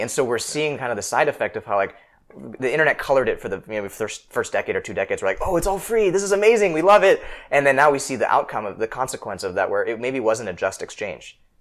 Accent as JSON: {"language": "English", "town": "Seattle", "region": "Washington", "country": "United States", "tie": "born or raised there", "said": "I grew up in Seattle"}